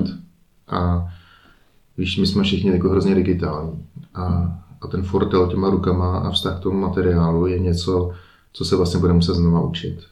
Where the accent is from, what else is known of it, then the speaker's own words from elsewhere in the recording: Prague, Czechia; moved away as an adult; now in Liechtenstein; jsme Pražáci